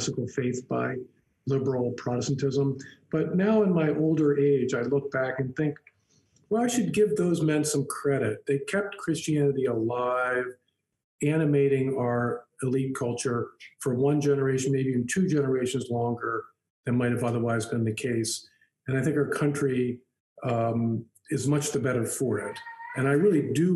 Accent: Baltimore, Maryland, United States; when I was a kid growing up in Baltimore, Maryland in the 60s and 70s

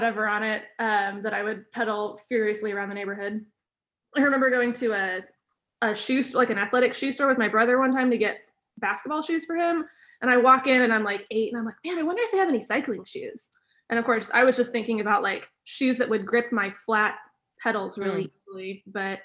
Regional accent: Tulsa, Oklahoma, United States; now in Stillwater, United States; I'm originally from Tulsa, Oklahoma

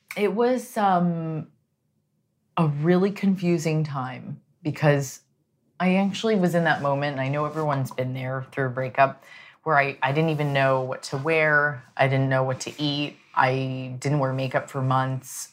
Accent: San Diego, California, United States; I was raised in San Diego, which was predominantly Hispanic and white

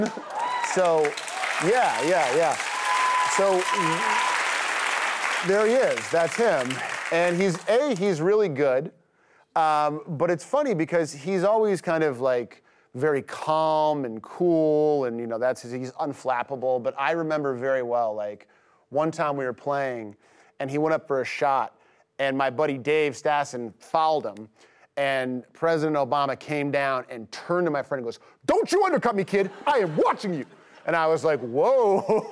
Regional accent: Chicago, Illinois, United States; I grew up right near Wrigley Field

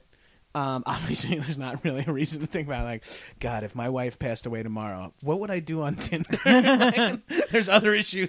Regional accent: Long Island, New York, United States; I'm Italian from Long Island

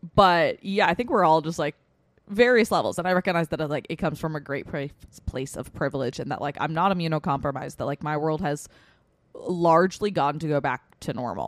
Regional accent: Westchester, New York, United States; we're all fucking from Westchester

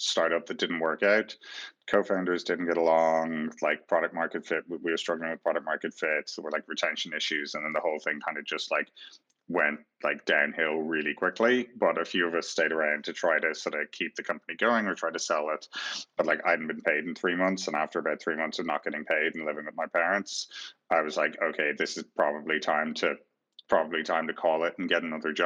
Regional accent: Ireland; I was growing up in Ireland

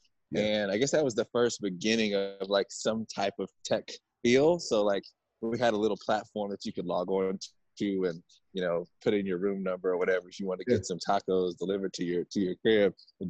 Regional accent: DeSoto, Texas, United States; I grew up in DeSoto, Texas, which is maybe about 15 minutes south of downtown Dallas.

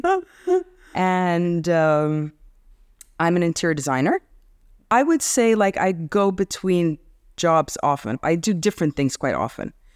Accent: Egypt; also born or lived in Kuwait / United States; We grew up in Kuwait, Egypt

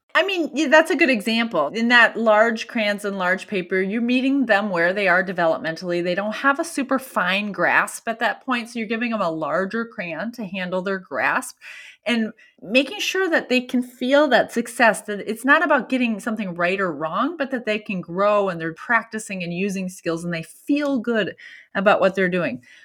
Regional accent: Minnesota, United States; I'm from Minnesota

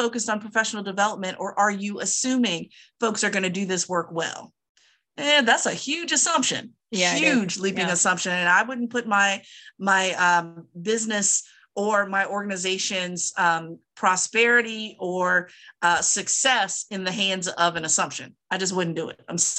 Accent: Virginia, United States; I have another hell nah, as usual, from my home state of Virginia

